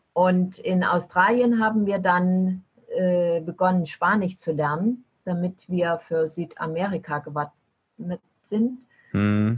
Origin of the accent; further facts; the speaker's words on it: East Germany, Germany; Ich bin in Ostdeutschland aufgewachsen